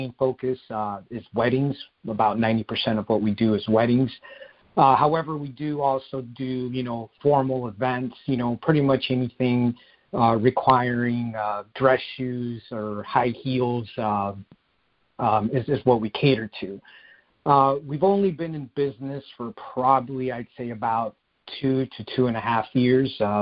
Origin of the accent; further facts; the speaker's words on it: Phoenix, Arizona, United States; both my wife and I are natives. I grew up in Central Phoenix